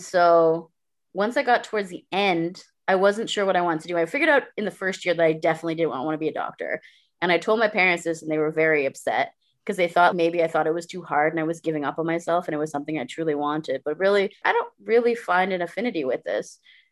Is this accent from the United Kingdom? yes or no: no; Guyana; moved away as an adult; also born or lived in Brampton, Ontario, Canada; now in Canada; I lived here until I was 8 in this Indo-Caribbean family because my parents are Guyanese, right? And then we moved to Guyana when I was 8, and I was there for 10 years